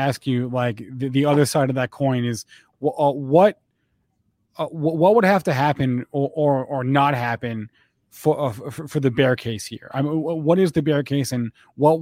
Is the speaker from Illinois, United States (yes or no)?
no; New Jersey, United States; New Jersey, my home state.